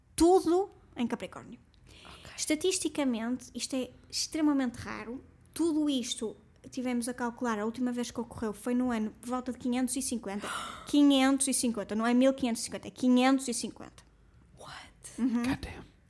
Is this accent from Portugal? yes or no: yes; Portugal; nós como portugueses